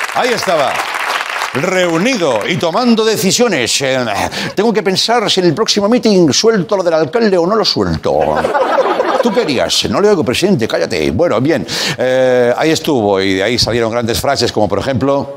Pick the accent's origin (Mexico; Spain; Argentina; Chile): Spain; Catalonia; Yo como catalán